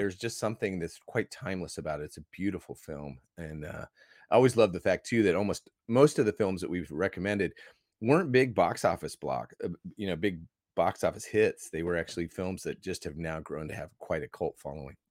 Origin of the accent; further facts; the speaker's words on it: Iowa, United States; moved away as an adult; now in Australia; I grew up in Iowa